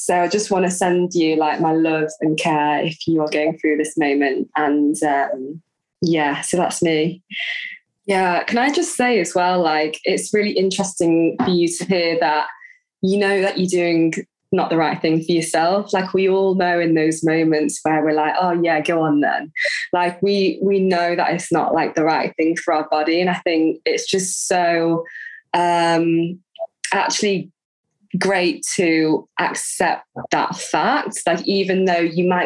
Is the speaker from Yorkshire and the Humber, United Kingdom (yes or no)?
yes; Leeds, Yorkshire and the Humber, United Kingdom; now in Eilat, Israel; I'm from Leeds.